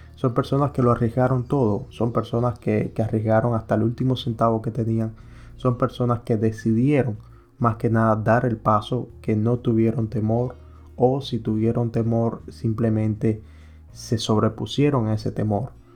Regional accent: Cuba; moved away as an adult; now in United States; yo soy cubano, yo soy emigrante que llegué aquí a los Estados Unidos

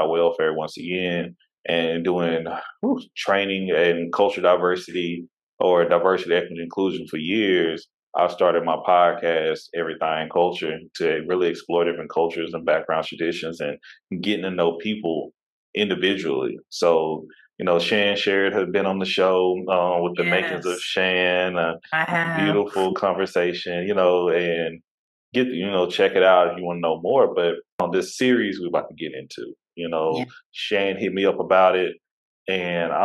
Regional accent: Tyler, Texas, United States; also born or lived in Fort Worth, Texas; now in Houston, United States; raised East Texas

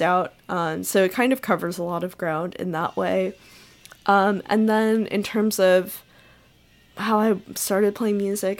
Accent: northern New Jersey, United States; now in Iowa City, United States; I live in Iowa City right now, um, but I grew up in, uh, northern New Jersey

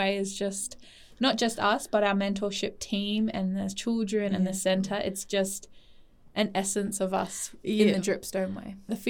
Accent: Darwin, Northern Territory, Australia; also born or lived in Wollongong; I'm born and raised in Darwin and just left for 4 years to get my teaching degree down in the University of Wollongong. I grew up on a farm.

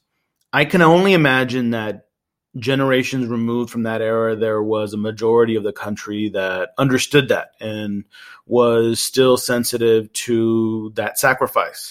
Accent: Laredo, Texas, United States; now in Houston, United States; born and raised in Laredo in South Texas on the border with Mexico.

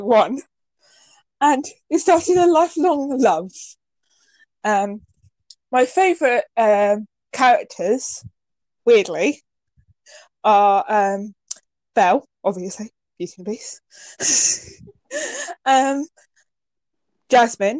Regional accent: England, United Kingdom; I'm English, so from England

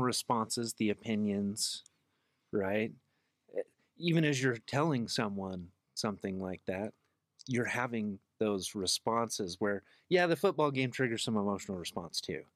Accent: Salt Lake City, Utah, United States; also born or lived in Magna, Utah; born and raised in Salt Lake

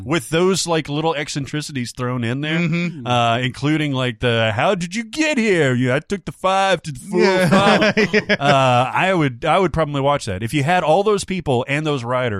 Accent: Miami, Florida, United States; It's probably the most honest representation of my hometown. This person's from Miami that I've ever seen.

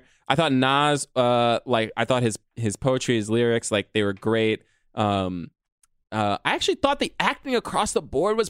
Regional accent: New York City, New York, United States; and I was born in Harlem

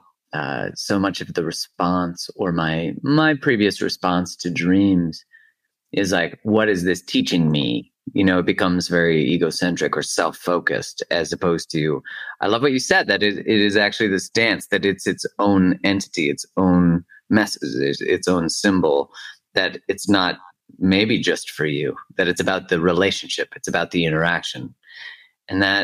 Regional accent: Alberta, Canada; I'm from Alberta, you know, it's like the Texas.

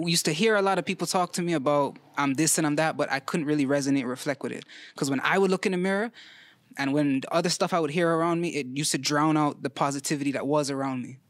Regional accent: Toronto, Ontario, Canada; I'm a Vern baby, Ma Vern

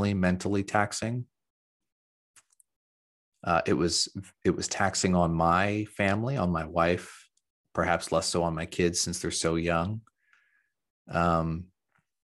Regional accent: Central Ohio, United States; I'm from Central Ohio and a Buckeye

